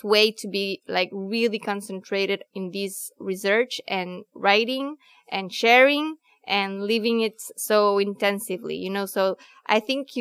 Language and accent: English; Guatemala; moved away; I was also born in Guatemala.